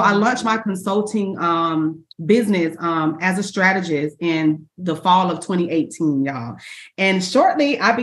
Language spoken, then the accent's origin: English; Orlando, Florida, United States; I was born and raised in Orlando, Florida